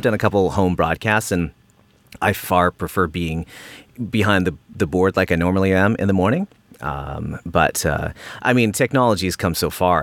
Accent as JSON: {"language": "English", "town": "Port Coquitlam", "region": "British Columbia", "country": "Canada", "tie": "born or raised there", "said": "I grew up in Vancouver, British Columbia, or a, a little suburb called Port Coquitlam"}